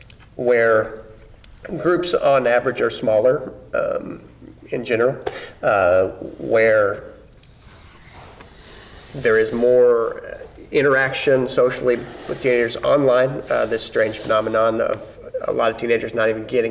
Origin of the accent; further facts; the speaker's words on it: Southern Illinois, United States; I mean, Southern Illinois. I mean, it's a town of 9,000